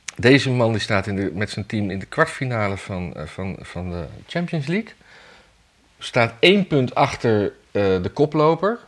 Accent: Amsterdam, North Holland, Netherlands; ik als Jordanees

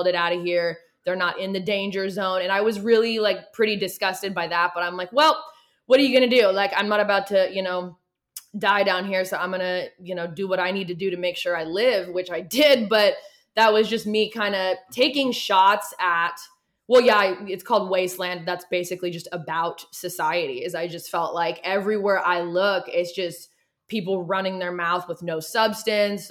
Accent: Oregon, United States; moved away as an adult; also born or lived in Los Angeles, California; now in Tennessee, United States; my home state, Oregon

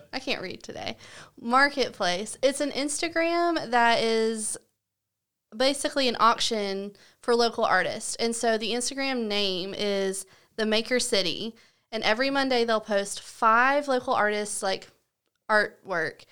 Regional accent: Southern United States, United States; accent: Southern; also born or lived in Washington, D.C.; I have a Southern accent

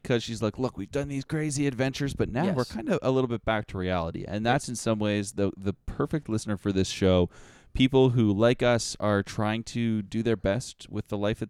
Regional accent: Canada; see, we're Canadian, so we know about the world, unlike our American counterparts.

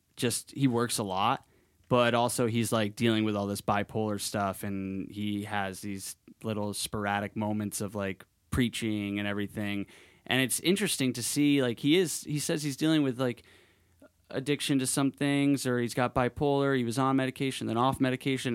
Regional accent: Madison, Connecticut, United States; moved away; my actual, like, childhood in Connecticut

